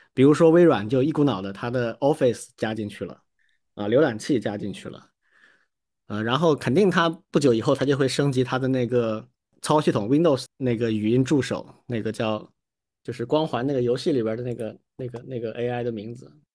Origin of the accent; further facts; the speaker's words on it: China; 在我们中国长大的小孩儿